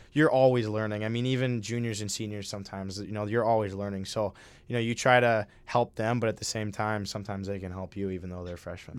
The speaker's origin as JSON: {"language": "English", "region": "Minnesota", "country": "United States", "said": "I'm from Minnesota"}